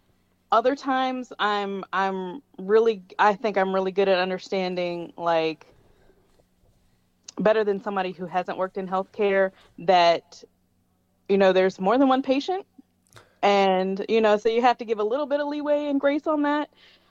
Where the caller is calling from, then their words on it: Chester, Virginia, United States; Chester, Virginia.